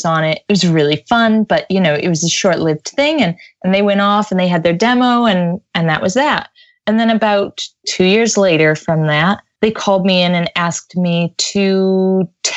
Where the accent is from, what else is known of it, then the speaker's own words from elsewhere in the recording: United States; accent: American; moved away as an adult; now in London, United Kingdom; I'm an American in London, I have a genuine American accent